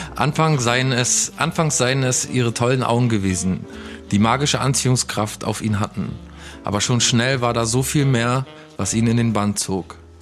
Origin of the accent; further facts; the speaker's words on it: Ueckermünde, Mecklenburg-Vorpommern, Germany; in der Stadt, also in der Innenstadt, in der Altstadt bei uns in Ueckermünde